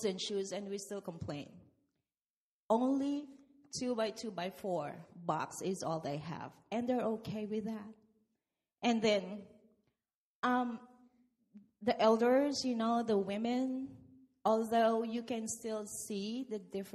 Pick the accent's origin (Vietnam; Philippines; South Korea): Philippines; now in United States; I came from the Philippines.